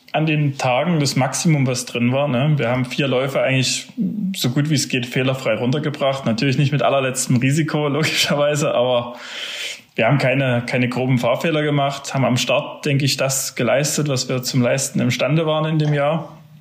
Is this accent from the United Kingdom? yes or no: no; Zinnwald, Saxony, Germany; Ich bin ja in Zinnwald groß geworden